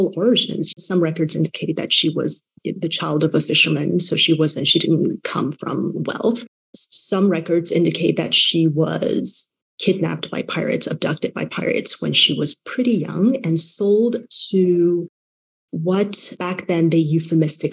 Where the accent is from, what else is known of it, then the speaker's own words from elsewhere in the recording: Taiwan; moved away; I was born and raised in Taiwan